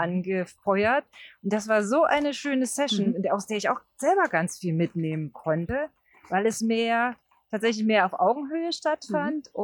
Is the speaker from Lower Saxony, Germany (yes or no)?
no; Brandenburg, Germany; Also fast in der Nähe von Brandenburg, da wo ich mhm. herkomme